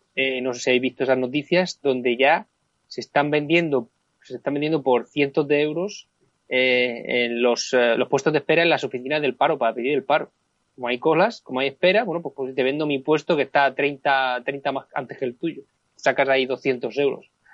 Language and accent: Spanish; Spain; now in England, United Kingdom; unos pocos de unos muchos millones que somos los españoles